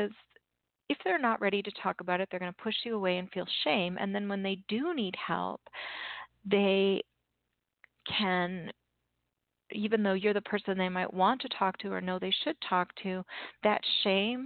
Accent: Canada; I'm Canadian

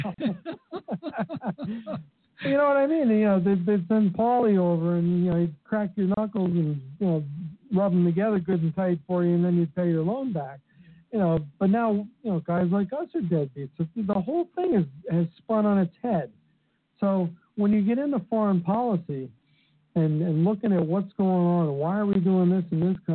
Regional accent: Bethlehem, Pennsylvania, United States; moved away; my hometown and drive across the Hill to Hill Bridge and see the smokestacks of Bethlehem Steel

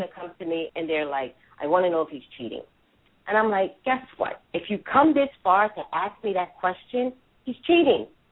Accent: New York, United States; accent: New Yorker; I'm a native New Yorker.

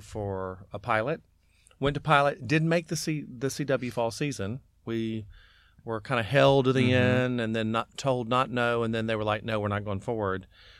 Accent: Dallas, Texas, United States; I'm from Dallas

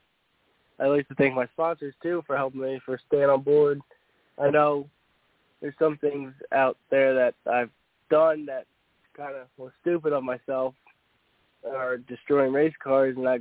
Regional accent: New Jersey, United States; I'm from Jersey

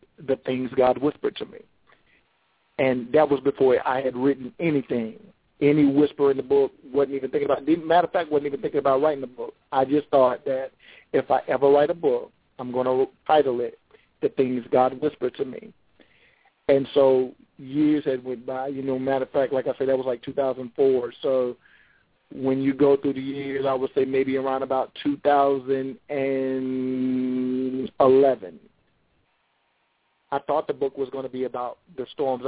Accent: Charlotte, North Carolina, United States; I am from Charlotte, North Carolina

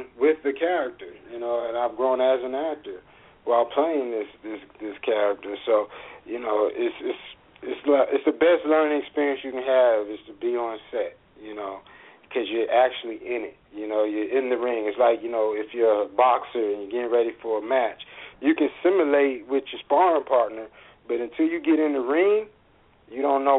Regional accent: Atlanta, Georgia, United States; I'm from Atlanta, okay. That's where I was raised. That's my home.

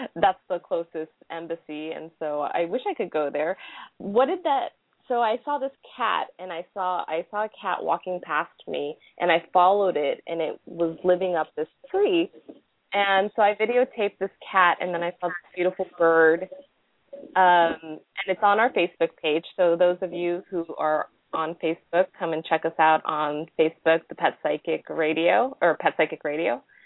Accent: Los Angeles, California, United States; also born or lived in Japan; I'm from Los Angeles

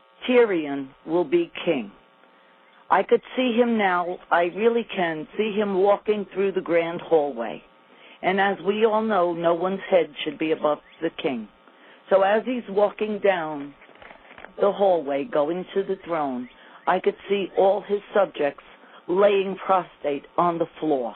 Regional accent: New York, United States; accent: New York; after all this controversy over my accent, I'm wondering, if I move to this small town in Virginia, are people going to walk in back of me saying, say New York, say New York?

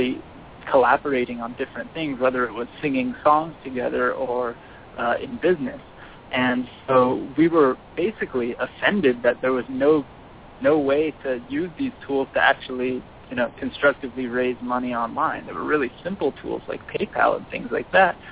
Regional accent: Southern California, United States; I'm born and raised in Southern California

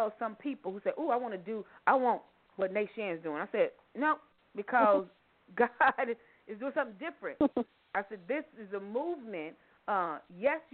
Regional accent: Louisville, Kentucky, United States; born or raised there

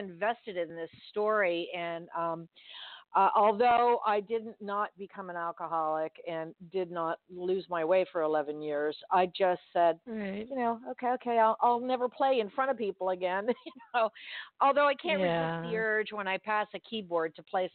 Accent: Miami, Florida, United States; I grew up here. I grew up in Miami, so I'm used to it.

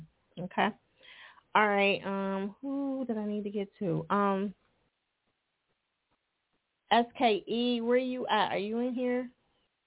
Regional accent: New Jersey, United States; moved away; I'm originally from Jersey too

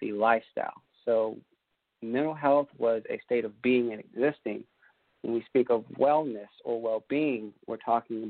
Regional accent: Columbia, South Carolina, United States; now in Aiken, United States; I'm in Aiken, South Carolina. I grew up in Columbia, South Carolina

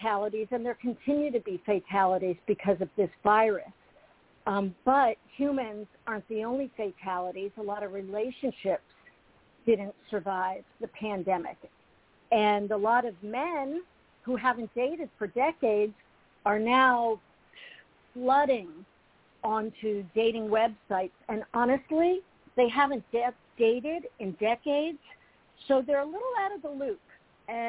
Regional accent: Lehigh Valley, Pennsylvania, United States; moved away as an adult; also born or lived in Los Angeles County, California / Northeast Florida; I was born and raised in the Lehigh Valley of Pennsylvania.

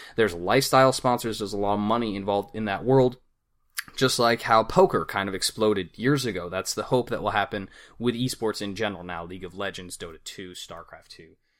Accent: Arizona, United States; I'm from Arizona

